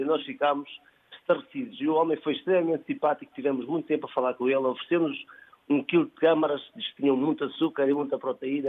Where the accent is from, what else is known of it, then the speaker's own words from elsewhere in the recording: Trás-os-Montes, Portugal; also born or lived in Margem Sul (Lisbon south bank); now in Margem Sul, Portugal; Eu sou transmontano e vivo aqui há 23 anos